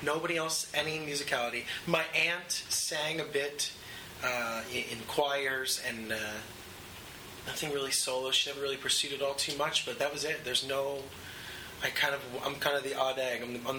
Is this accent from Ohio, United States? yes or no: no; New York, United States; also born or lived in Los Angeles; I've lived in L.A. before. I'm definitely an East Coast boy.